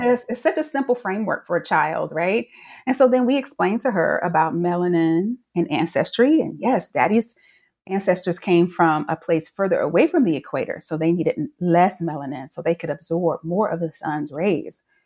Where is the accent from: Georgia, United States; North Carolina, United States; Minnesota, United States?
North Carolina, United States; I grew up in North Carolina